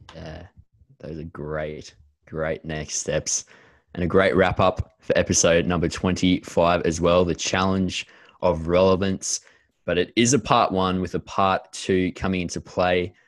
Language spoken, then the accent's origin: English; Australia; as Aussie church leaders